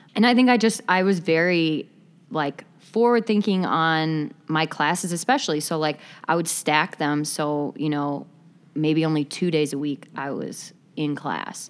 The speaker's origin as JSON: {"language": "English", "town": "Appleton", "region": "Wisconsin", "country": "United States", "also_born_or_lived": "Chicago", "moved": "as an adult", "said": "I'm originally from Appleton, Wisconsin"}